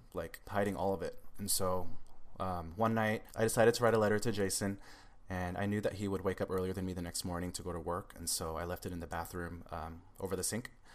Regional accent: Seattle, Washington, United States; also born or lived in Los Angeles area; now in Los Angeles, United States; I'm originally from Seattle, Washington, but now I'm down near the Los Angeles area

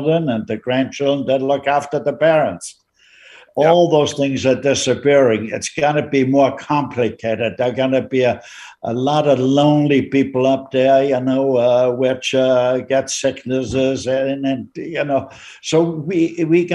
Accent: Austria; moved away as an adult; now in Canada; I was born in Austria. I was a teenager, or 10 years old

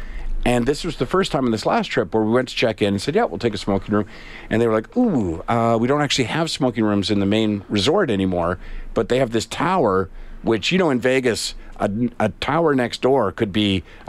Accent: Canada; because we're Canadian, very polite

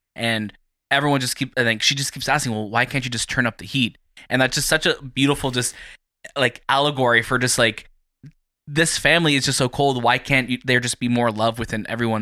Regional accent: Toronto, Ontario, Canada; from Toronto

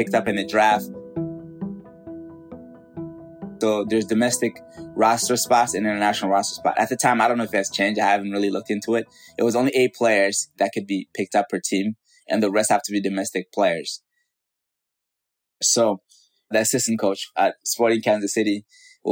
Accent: Mali; moved away; Growing up in West Africa, Mali

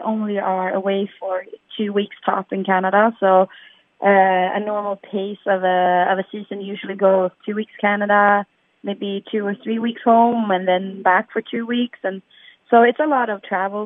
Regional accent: Sweden; We're from Sweden

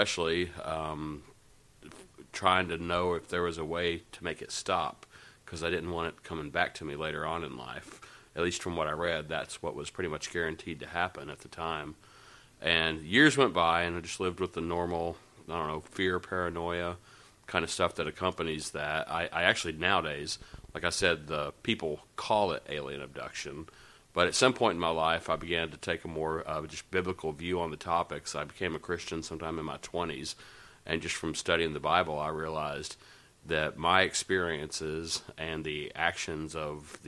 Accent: Nashville, Tennessee, United States; I grew up in Nashville

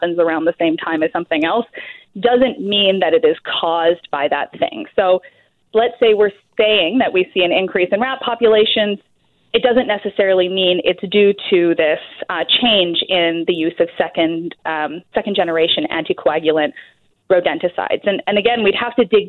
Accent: Alberta, Canada; now in British Columbia, Canada; I'm originally from Alberta, the rat-free province

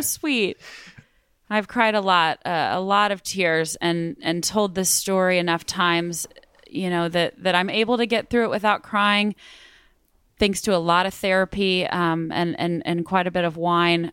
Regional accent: Midland, Texas, United States; also born or lived in Austin, Texas; I grew up in Midland, Texas

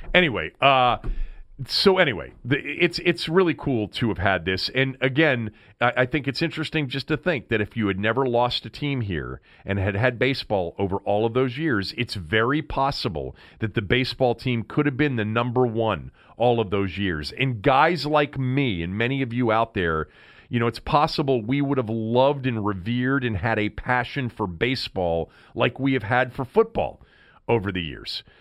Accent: Washington, District of Columbia, United States; I'm not from Baltimore. I live in Washington.

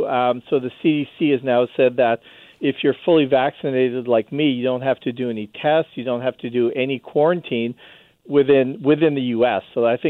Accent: Canada; now in United States; I'm a Canadian

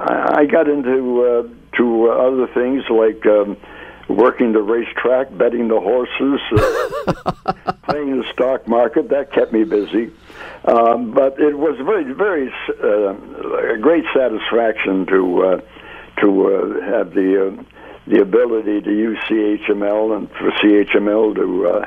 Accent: Hamilton, Ontario, Canada; I was born and raised in Hamilton, so I could stay involved in Hamilton things

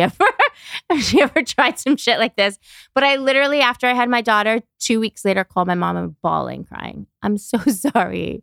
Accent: New York City, New York, United States; moved away as an adult; now in Los Angeles, United States; I grew up in New York, Brooklyn

